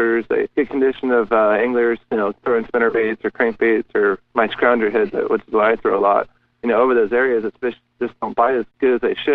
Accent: Southern California, United States; moved away as an adult; I grew up in Southern California

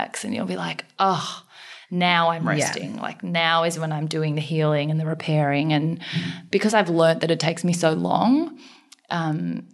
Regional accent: Australia; also born or lived in South Korea; I was born in South Korea, adopted from an orphanage when I was 6 months old. So grew up, you know, my adopted parents, or they're my parents, white, Caucasian, country bumpkin, dairy farm type Australians.

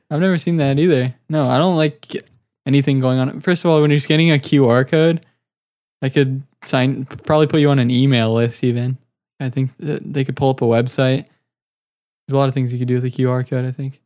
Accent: United States; I'm an American

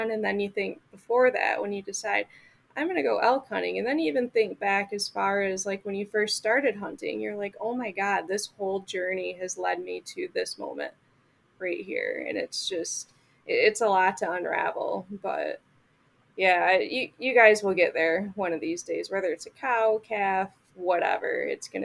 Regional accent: Michigan, United States; moved away; Up, growing up

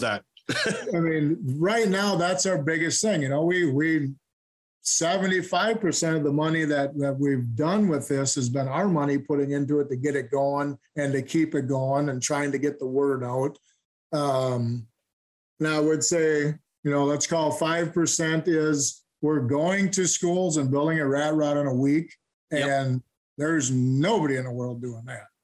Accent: Stillwater, Minnesota, United States; I'm from Stillwater, Minnesota. I was born and raised here. I'm still living here.

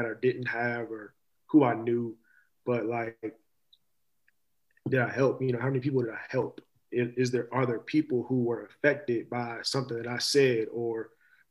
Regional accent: Louisville, Kentucky, United States; I'm from Louisville, Kentucky. I take great pride

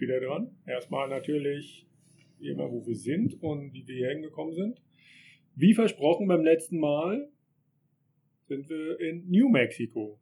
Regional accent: Germany; dass man ja aus Deutschland kommt

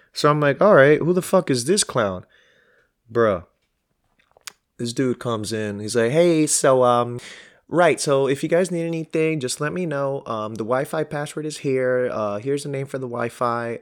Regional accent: New York City, New York, United States; I'm from Queens, East Elmhurst

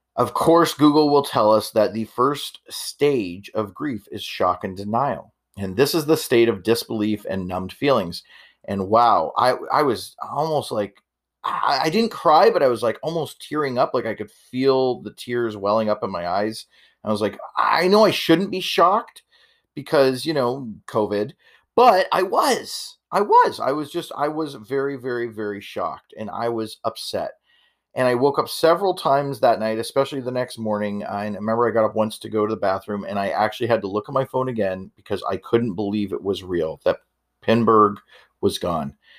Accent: Canada; I'm Canadian

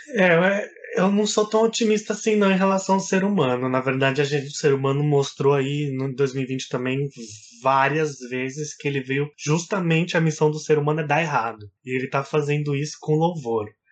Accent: Brazil; a gente é brasileiro

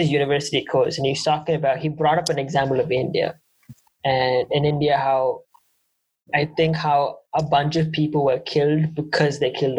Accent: Canada; Oh, we're all from Canada. We're all born in Canada.

